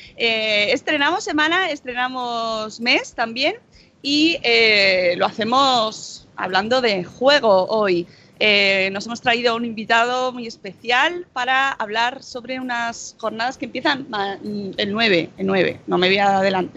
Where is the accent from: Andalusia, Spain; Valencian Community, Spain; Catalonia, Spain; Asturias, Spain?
Catalonia, Spain; accent: Catalan; mi super acento catalán